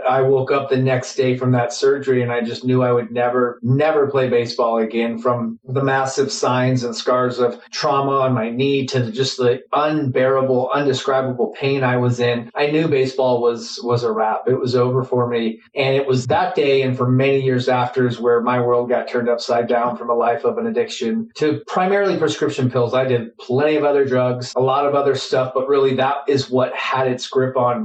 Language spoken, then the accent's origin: English; Phoenix, Arizona, United States; I grew up here in Phoenix, Arizona